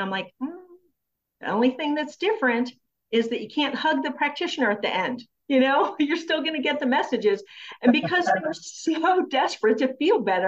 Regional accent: Frederick, United States; my hometown here in Frederick

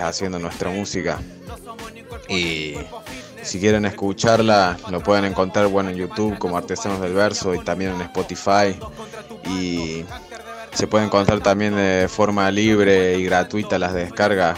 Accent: Jesús María, Córdoba, Argentina; somos de Jesús María Ciudad, de la periferia de Córdoba

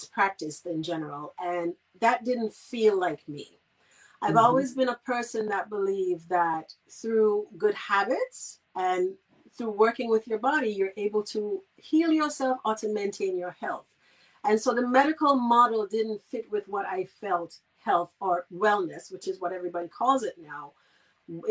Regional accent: Saint Kitts, St. Kitts & Nevis; moved away as an adult; I'm from St. Kitts originally, the Federation of St. Kitts and Nevis. I'm not forgetting my Nevisians. And I grew up on the island, and I left at the time when I needed to go to college.

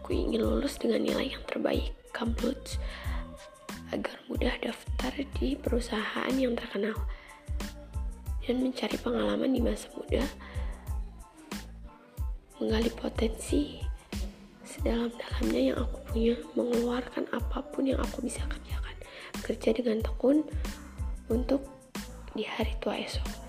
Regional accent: Lampung, Indonesia; Oh iya, asal aku dari Lampung Selatan, guys.

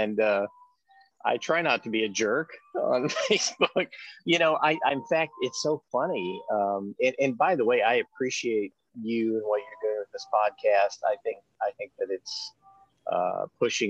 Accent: Georgia, United States; now in Wisconsin, United States; I was raised in Georgia. I live up here in Wisconsin now

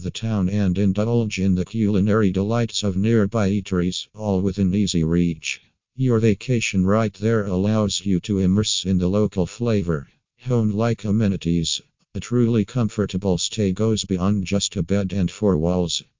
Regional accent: New South Wales, Australia; from New South Wales and Australia.

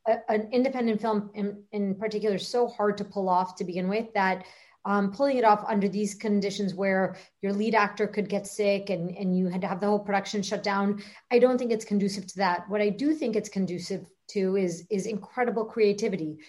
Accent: Miami, Florida, United States; also born or lived in Boston; My, my, parents were immigrants here from from Uruguay, and I grew up in Miami my whole life

